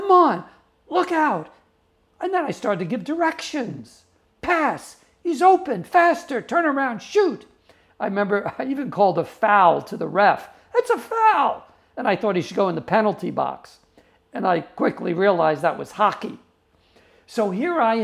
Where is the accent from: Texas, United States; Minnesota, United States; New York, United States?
New York, United States; I grew up in New York